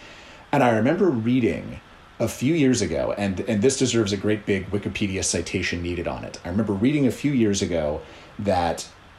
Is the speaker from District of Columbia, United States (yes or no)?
yes; Washington, District of Columbia, United States; here in my hometown of Washington, D.C.